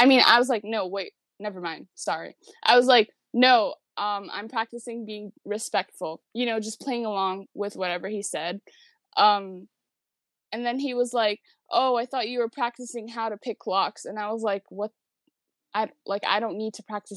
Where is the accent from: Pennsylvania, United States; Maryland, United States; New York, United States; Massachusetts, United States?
New York, United States; New York City; I was born and raised in Queens, New York